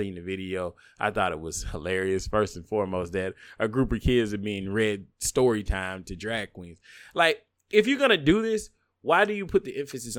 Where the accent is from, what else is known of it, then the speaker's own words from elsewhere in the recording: the South, United States; But I'm a bigot from the South.